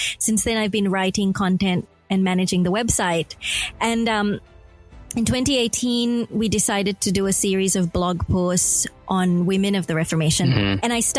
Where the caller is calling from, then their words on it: Melbourne, Victoria, Australia; I am in Melbourne. I'm at the Faith FM studios in Melbourne, Australia.